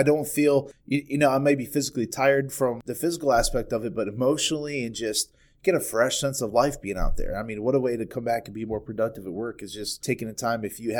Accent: Freedom Township, Ohio, United States; also born or lived in Garrettsville, Ohio; I used to live in Garrettsville. I grew up in Freedom Township.

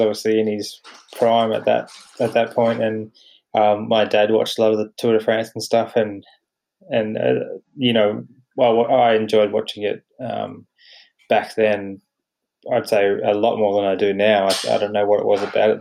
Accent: Batemans Bay, New South Wales, Australia; moved away as an adult; now in Canberra, Australia; I grew up on the south coast, sort of near Batemans Bay

